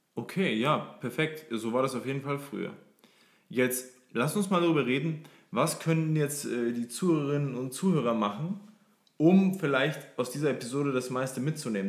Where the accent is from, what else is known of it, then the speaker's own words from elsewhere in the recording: Forchheim, Upper Franconia, Bavaria, Germany; ich komme aus Freuchheim in Oberfranken, kleines 40.000 40.000 Leute Städtchen.